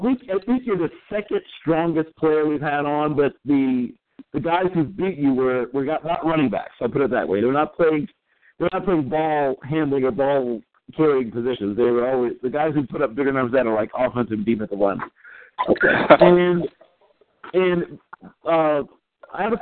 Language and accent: English; Virginia Beach, Virginia, United States; I grew up in Virginia Beach, Virginia